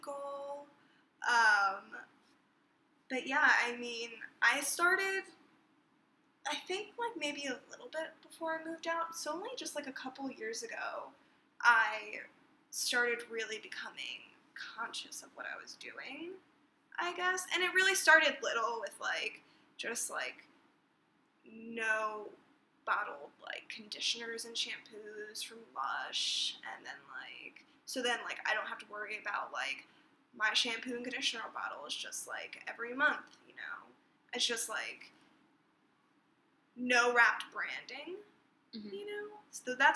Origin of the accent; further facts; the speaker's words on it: New Jersey, United States; grew up in New Jersey, and I still reside in New Jersey